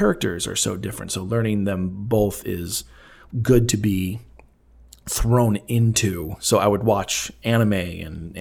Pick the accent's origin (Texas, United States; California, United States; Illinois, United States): Illinois, United States; Elgin; my hometown of Elgin, Illinois